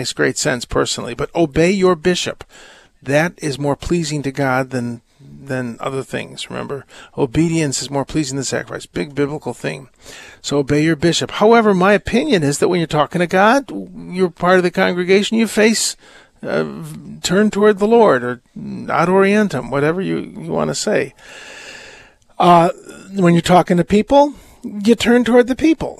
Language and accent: English; United States; we're American tourists